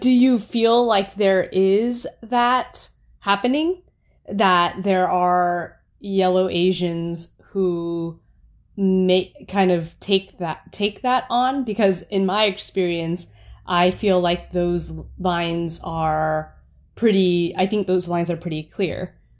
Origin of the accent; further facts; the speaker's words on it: United States; I am Vietnamese American